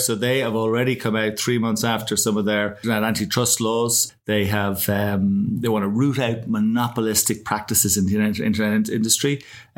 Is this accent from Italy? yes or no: no; Ireland; as two Irish guys